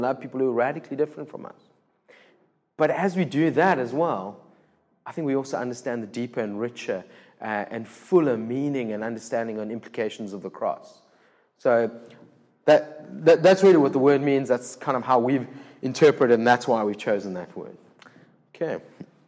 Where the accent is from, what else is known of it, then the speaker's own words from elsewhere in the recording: Cape Town, Western Cape, South Africa; first language English; I'm born and bred in Cape Town